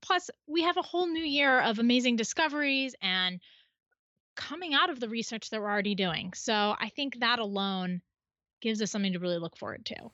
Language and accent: English; Midwest, United States; now in Western United States; I grew up in the Midwest